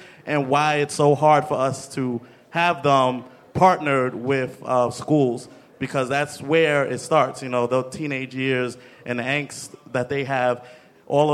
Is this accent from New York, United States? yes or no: yes; New York City, New York, United States; I'm from Brooklyn, New York.